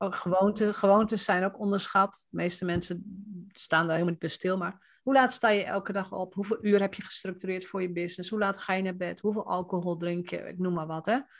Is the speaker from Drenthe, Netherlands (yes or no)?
yes; Roden, Drenthe, Netherlands; als Drents meisje, hè, want ik kom uit Rode